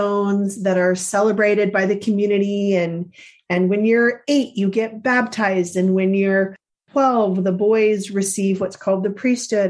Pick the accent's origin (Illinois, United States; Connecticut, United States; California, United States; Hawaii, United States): California, United States; Central; Growing up in Central California, there weren't a lot of other Mormons who were my age